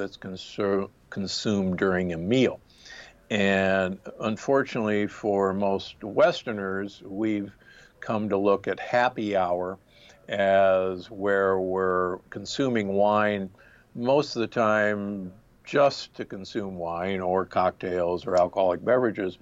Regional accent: Omaha, Nebraska, United States; also born or lived in Milwaukee, Wisconsin; now in Palm Springs, United States; I grew up in Omaha, Nebraska, and Milwaukee, Wisconsin

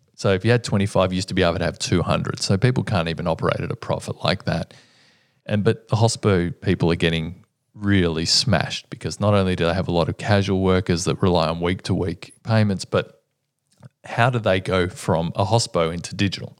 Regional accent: Melbourne, Victoria, Australia; my hometown, but we have been the most livable city for many, many years

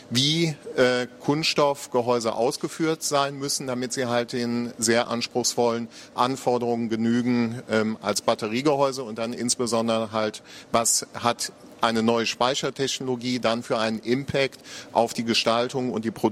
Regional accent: Eifel, Germany; now in Aachen, Germany; Ja, also ich komme aus der Eifel, ja. äh, bin, bin aber inzwischen äh, 25 Jahre äh, in Aachen, genau.

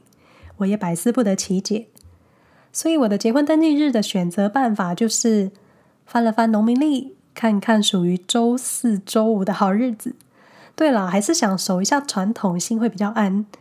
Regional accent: Hsinchu, Taiwan; now in Switzerland; 毕竟在台湾的时候呢，我从新竹搬到台北，户籍一样还是在新竹

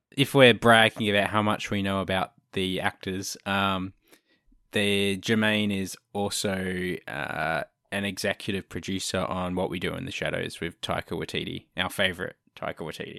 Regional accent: Australia; I'm Australian

